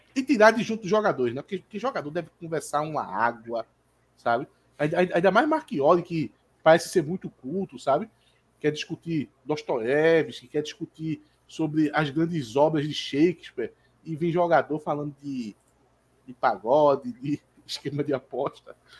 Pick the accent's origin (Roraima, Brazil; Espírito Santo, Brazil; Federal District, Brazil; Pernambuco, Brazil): Pernambuco, Brazil; Jordão; eu sou do Jordão e aqui é a terra do, do, dos poços artesianos e dos caminhões pipa